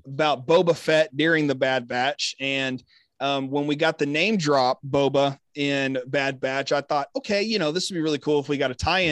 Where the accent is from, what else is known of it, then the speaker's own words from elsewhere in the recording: Texas, United States; I'm here repping just my home state